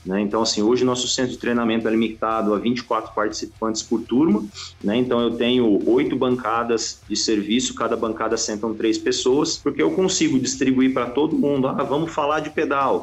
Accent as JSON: {"language": "Portuguese", "region": "São Paulo", "country": "Brazil", "also_born_or_lived": "Italy", "said": "eu sou de São Paulo capital, mas eu mudei para o interior jovem, depois uhum. acabei voltando"}